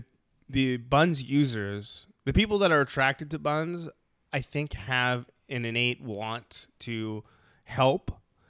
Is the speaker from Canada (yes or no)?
yes; Canada; I feel like it's a different world being Canadian, yes, you know?